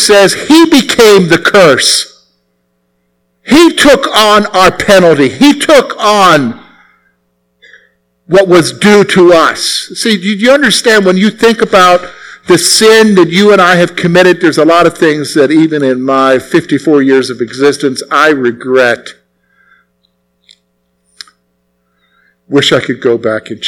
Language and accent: English; the South, United States; I grew up in the South